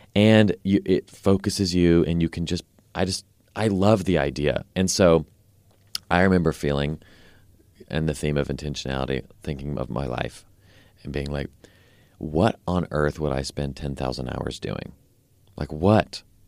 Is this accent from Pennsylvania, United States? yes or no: no; Nashville, Tennessee, United States; I grew up here in Nashville, um, until I was eighteen or nineteen.